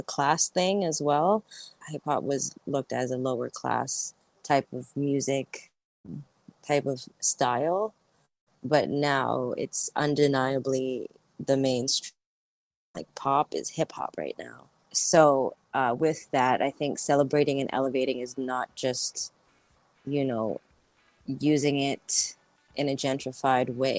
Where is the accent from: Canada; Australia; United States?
Canada; growing up in Canada.